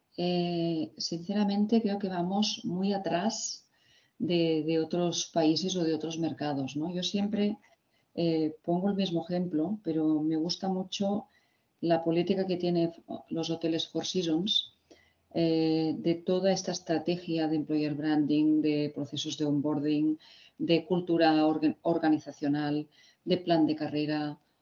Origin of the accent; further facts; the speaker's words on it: Barcelona, Catalonia, Spain; yo nací y estudié en Barcelona